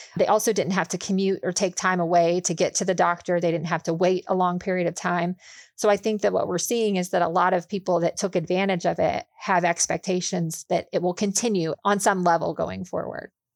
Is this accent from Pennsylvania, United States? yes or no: yes; Pittsburgh, Pennsylvania, United States; also born or lived in Charlotte, North Carolina; now in Indianapolis, United States; I grew up outside of Pittsburgh, Pennsylvania